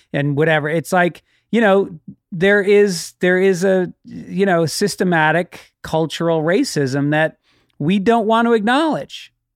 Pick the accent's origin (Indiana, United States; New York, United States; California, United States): New York, United States; Tarrytown; where I grew up in Tarrytown, there was a lot of black kids